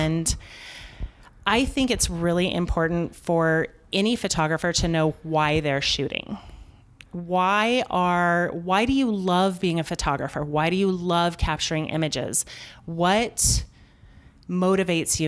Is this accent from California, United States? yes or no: no; Denver, Colorado, United States; I'm from Denver.